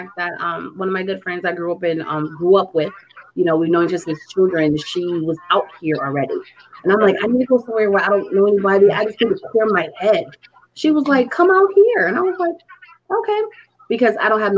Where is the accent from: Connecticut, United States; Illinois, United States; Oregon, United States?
Connecticut, United States; I grew up in Connecticut